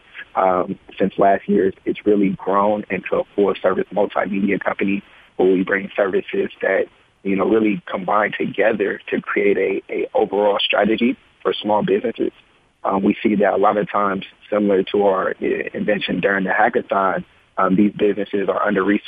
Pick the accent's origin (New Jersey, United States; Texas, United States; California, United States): California, United States; Richmond; also born or lived in San Jose; I'm originally from Richmond, California, graduated from Richmond High School